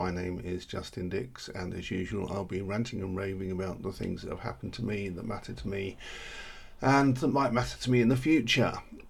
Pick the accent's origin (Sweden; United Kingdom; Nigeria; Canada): United Kingdom; we're British.